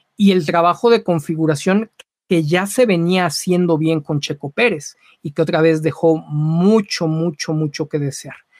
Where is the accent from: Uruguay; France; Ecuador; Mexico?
Mexico; como mexicanos